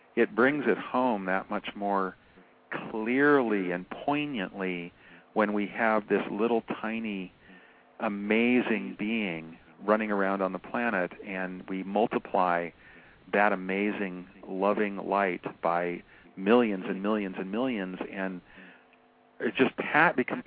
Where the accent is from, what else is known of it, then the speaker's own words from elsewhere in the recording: Seattle, Washington, United States; now in California, United States; I've lived on the West Coast of America, Washington, and then California, since I was 5 years old. So when I was a kid growing up in Seattle